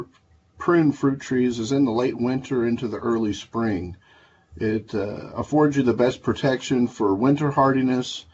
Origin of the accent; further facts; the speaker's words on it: Goreville, Illinois, United States; I did grow up in a setting of nature in the Shawnee Natural Forest in southern Illinois. I lived at the Lake of Egypt near Goreville, my hometown